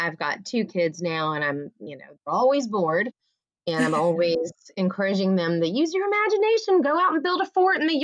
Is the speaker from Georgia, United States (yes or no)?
yes; Atlanta, Georgia, United States; now in Savannah, United States; I was born in Atlanta and currently live in Savannah